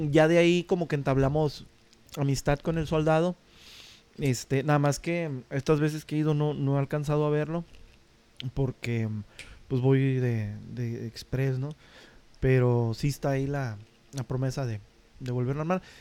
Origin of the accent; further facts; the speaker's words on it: Tijuana, Baja California, Mexico; vengo de Tijuana.